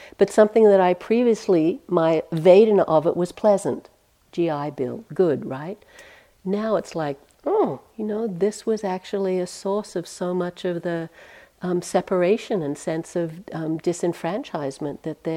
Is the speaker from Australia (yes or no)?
yes; Australia; now in United States; even as an Australian